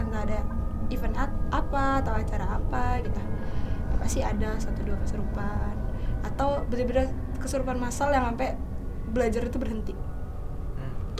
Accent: Bandar Lampung, Lampung, Indonesia; moved away as an adult; now in Jakarta, Indonesia; gue asal Bandar Lampung, tapi sekarang udah di Jakarta

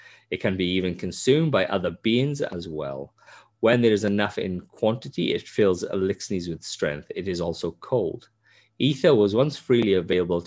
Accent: Wales, United Kingdom; moved away; I love Wales, and I am Welsh, I love Wales

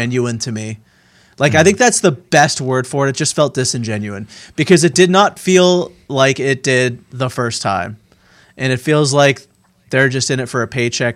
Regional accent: Pittsburgh, Pennsylvania, United States; moved away; I'm from Pittsburgh

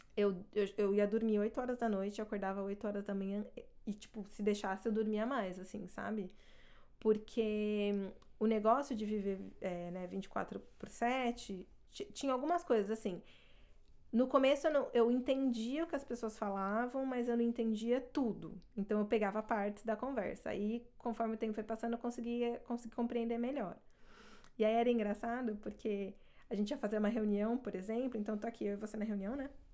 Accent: Brazil; first language Portuguese; moved away as an adult; now in Canada; quando eu mudei para o Canadá, meu inglês era avançado e meu português era fluente

